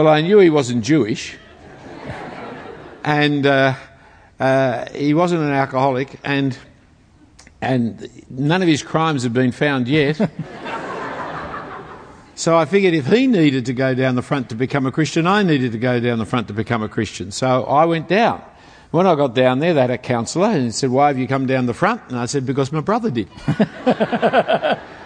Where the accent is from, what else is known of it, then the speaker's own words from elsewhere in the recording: Sydney, New South Wales, Australia; we grew up in Bondi Junction, Bellevue Hill part of town. I went to Bellevue Hill Public School